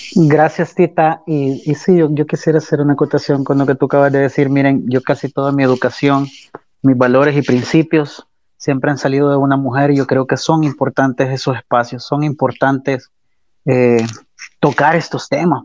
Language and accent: Spanish; El Salvador; la moral y la ética que nos caracteriza como salvadoreños